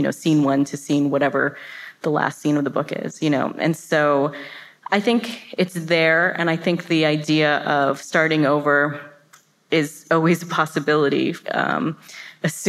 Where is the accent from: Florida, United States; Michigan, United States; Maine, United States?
Florida, United States; also born or lived in New York; I was raised and went to high school in this town in Florida